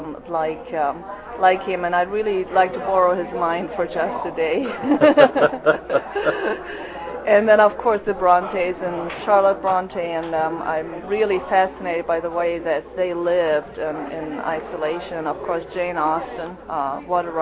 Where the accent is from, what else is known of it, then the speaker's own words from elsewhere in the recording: Germany; now in United States; as I grew up in Germany